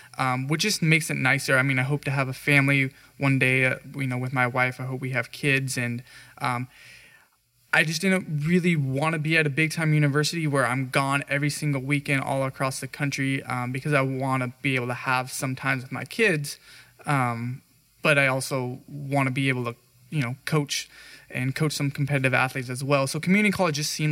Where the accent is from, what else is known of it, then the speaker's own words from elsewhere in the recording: Central Valley, California, United States; I grew up here. This is my hometown. You know, I grew up a mile and a half from this campus and went to high school